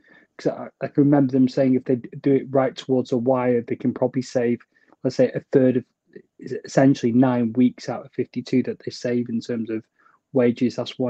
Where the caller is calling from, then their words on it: Preston, North West England, United Kingdom; I'm joining you from the Northwest in Preston.